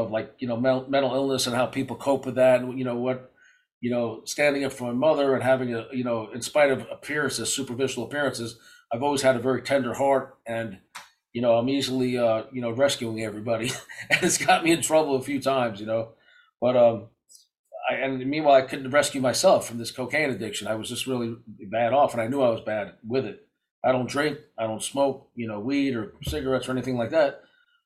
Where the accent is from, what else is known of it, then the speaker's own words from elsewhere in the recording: New York City, New York, United States; I grew up in Brooklyn, New York